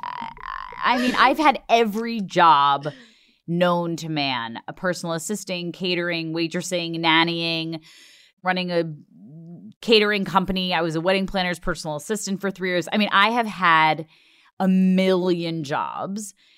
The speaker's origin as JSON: {"language": "English", "area": "Long Island", "region": "New York", "country": "United States", "said": "I'm from Long Island"}